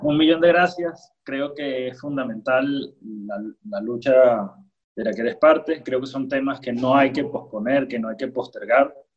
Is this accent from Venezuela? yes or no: yes; Venezuela; como ciudadano, como venezolano